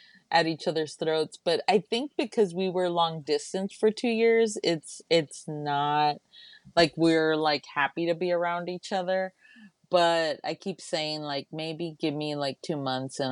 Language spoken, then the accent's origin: English; Laredo, Texas, United States; now in Austin, United States; I'm originally from Laredo, Texas.